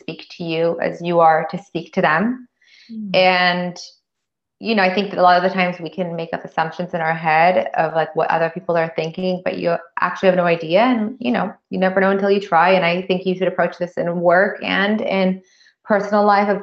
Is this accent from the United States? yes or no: yes; United States; moved away as an adult; now in France; I'm an American, you know, and don't speak the language